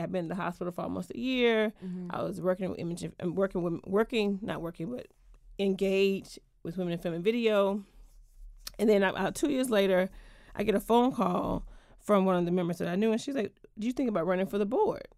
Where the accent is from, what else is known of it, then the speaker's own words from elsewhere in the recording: Georgia, United States; moved away as an adult; also born or lived in Atlanta; now in Washington, DC, United States; I am from Georgia originally. I've been in DC now